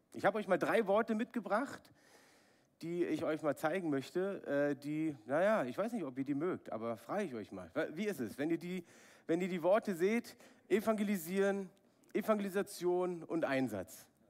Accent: Berlin, Germany; ich bin in Ostberlin aufgewachsen, habe die Mauer noch miterlebt.

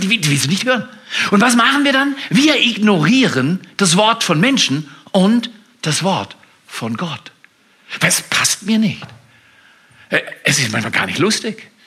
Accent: Germany

